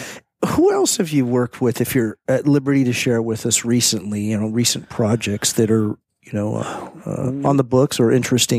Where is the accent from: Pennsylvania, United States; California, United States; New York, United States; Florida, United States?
California, United States; the Peninsula; I'm from here, the peninsula